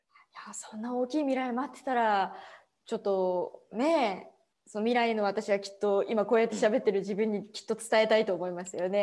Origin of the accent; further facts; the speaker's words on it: Saitama, Japan; also born or lived in Ibaraki; ほぼほぼもう埼玉でずっと育ってきた